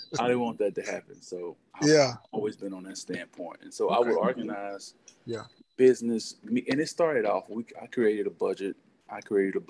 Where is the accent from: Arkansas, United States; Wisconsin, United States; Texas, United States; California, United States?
Texas, United States; Euless; I grew up in Euless, which is between Fort Worth and Dallas